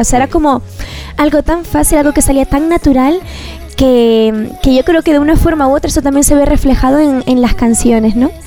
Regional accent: Canary Islands, Spain; also born or lived in Galicia; now in Madrid, Spain; soy canaria, pero bueno, adoptada gallega

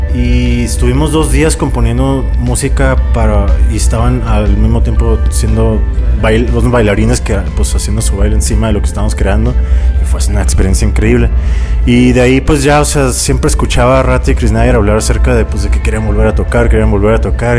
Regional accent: Tijuana, Baja California, Mexico; moved away; also born or lived in Mexico City; soy de Tijuana

